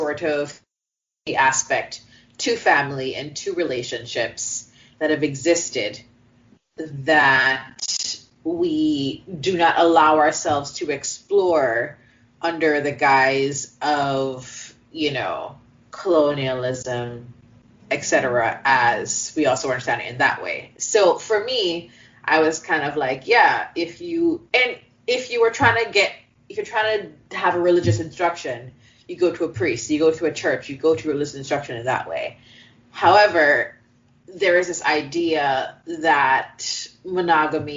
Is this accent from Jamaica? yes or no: yes; Jamaica; we are Jamaican